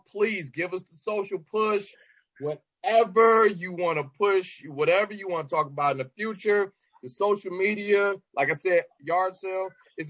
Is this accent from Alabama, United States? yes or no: no; Detroit, Michigan, United States; I rep Detroit as hard as I possibly can.